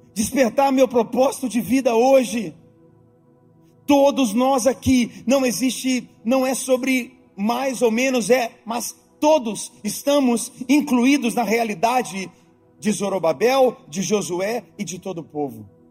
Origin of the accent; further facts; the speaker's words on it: Brazil; now in Orlando, United States; como brasileiros